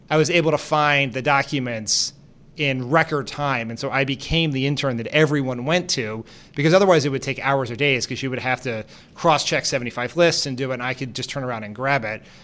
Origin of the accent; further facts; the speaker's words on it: Delaware, United States; also born or lived in Brazil / Japan; I grew up in Delaware